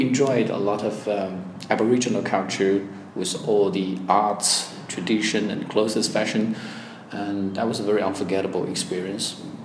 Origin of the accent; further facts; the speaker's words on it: Changsha, Hunan, China; also born or lived in Melbourne, Australia; my hometown can learn uh, the stories about uh, the, the ancient uh, city of Changsha